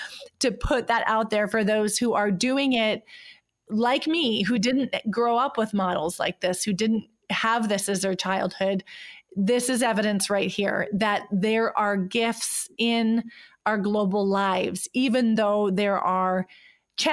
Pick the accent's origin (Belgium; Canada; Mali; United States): United States; North Dakota; moved away as an adult; now in Switzerland; I grew up, you know, born and raised in North Dakota